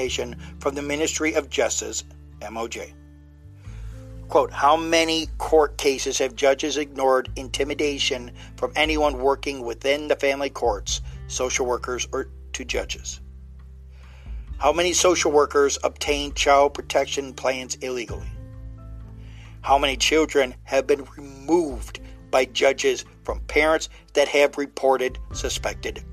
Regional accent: United States; I'm just speaking as an American

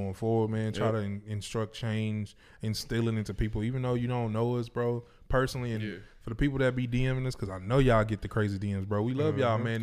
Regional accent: Houston, Texas, United States; I'm from Houston

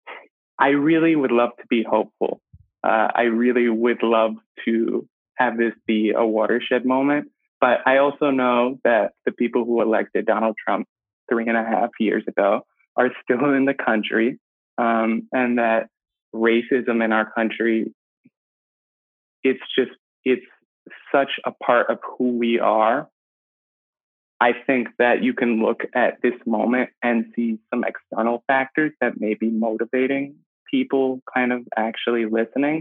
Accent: Albany, New York, United States; moved away; I'm from Albany, New York, and Albany's really, really segregated

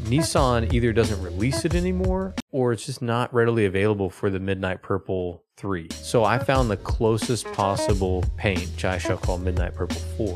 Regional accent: Oklahoma, United States; I grew up in Oklahoma.

